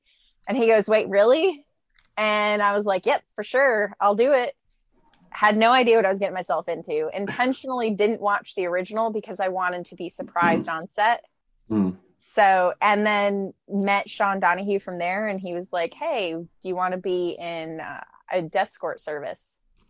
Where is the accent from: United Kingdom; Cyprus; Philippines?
Philippines; But I actually grew up in the Philippines.